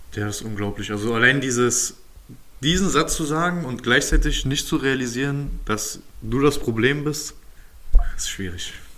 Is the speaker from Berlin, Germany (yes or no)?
yes; Berlin, Germany; ich bin halt mit 10 aus dem Wedding nach Köpenick gezogen